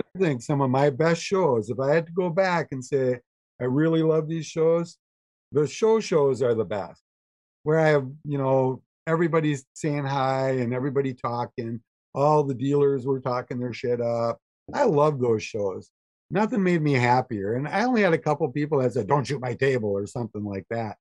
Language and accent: English; Fall Creek, Wisconsin, United States; I grew up in Fall Creek, Wisconsin